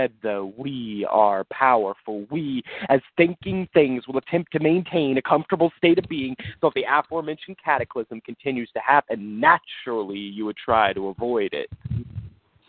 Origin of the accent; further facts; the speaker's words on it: Leavenworth, Kansas, United States; I'm initially from Leavenworth, Kansas